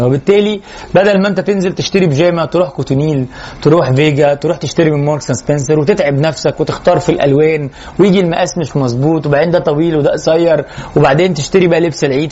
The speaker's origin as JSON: {"language": "Arabic", "country": "Egypt", "said": "احنا كمصريين"}